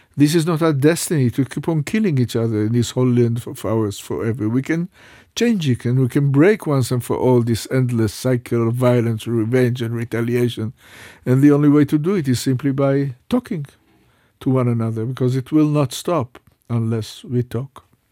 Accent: Jerusalem, Jerusalem District, Israel; I was uh, born in Jerusalem. I was raised up in Jerusalem.

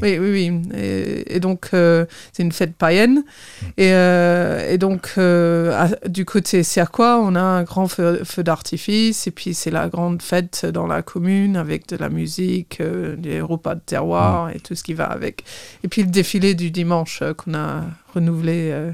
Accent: Torquay, South West England, United Kingdom; French is a second language; moved away as an adult; also born or lived in Bath / Belfort; now in Sierck-les-Bains, France; je suis née à Torquay, Torquay, euh, plus exactement, dans le Devon

